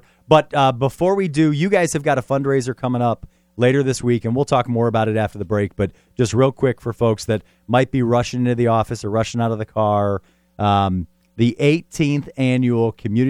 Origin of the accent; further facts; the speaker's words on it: Sylvania, Ohio, United States; Growing up in Sylvania